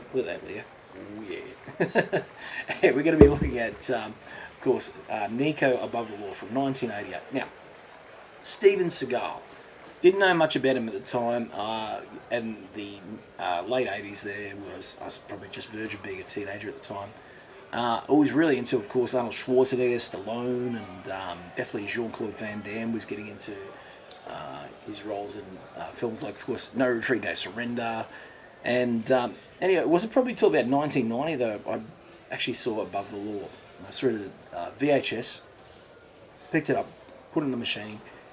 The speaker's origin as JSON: {"language": "English", "country": "Australia", "said": "as an Aussie"}